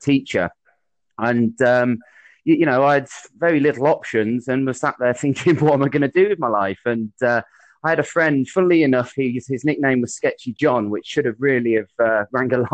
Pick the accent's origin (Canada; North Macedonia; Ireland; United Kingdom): United Kingdom; Midlands; moved away as an adult; also born or lived in Bristol; originally I'm from the Midlands, which you might be able to pick up from my accent, but I moved down to Bristol for university